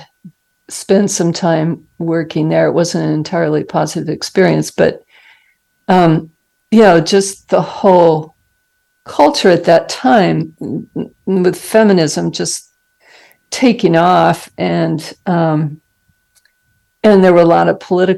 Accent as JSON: {"language": "English", "region": "Arizona", "country": "United States", "tie": "born or raised there", "also_born_or_lived": "Salt Lake City, Utah / Boston, Massachusetts", "moved": "as an adult", "said": "I grew up in Arizona and went to college there, medical school in Salt Lake City"}